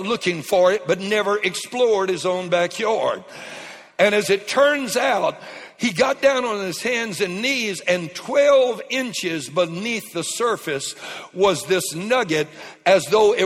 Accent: Lake Charles, Louisiana, United States; moved away; I was raised in Lake Charles, as many of you know, just across the Texas line. And South Lake Charles, Cajun born

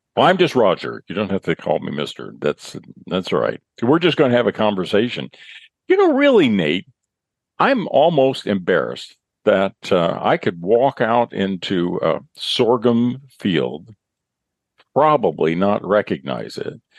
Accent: central Illinois, United States; where I grew up over in central Illinois

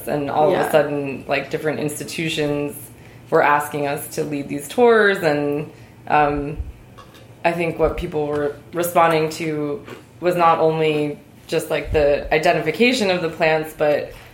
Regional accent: New York City, New York, United States; now in Philadelphia, United States; I grew up in New York City, which was a much more manicured place.

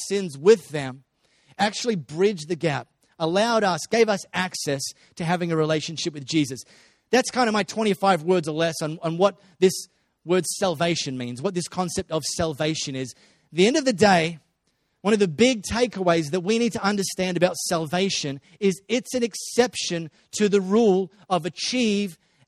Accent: Australia; first language English; I just learned to speak English growing up in Australia.

